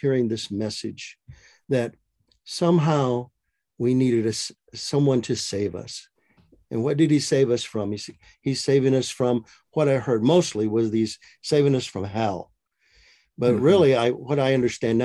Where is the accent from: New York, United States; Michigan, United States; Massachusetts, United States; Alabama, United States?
Michigan, United States; moved away as an adult; now in Maricopa, United States; my wife and I live in Maricopa, Arizona. We grew up in Michigan, both of us did